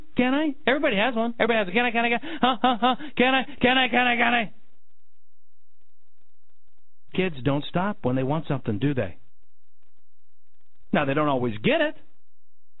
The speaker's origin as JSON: {"language": "English", "town": "Denver", "region": "Colorado", "country": "United States", "tie": "born or raised there", "said": "I grew up in Denver, Colorado."}